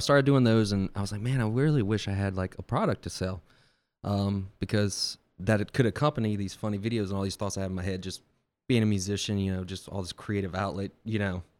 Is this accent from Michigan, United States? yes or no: no; Bay St. Louis, Mississippi, United States; Yeah, I'm from Bay St. Louis.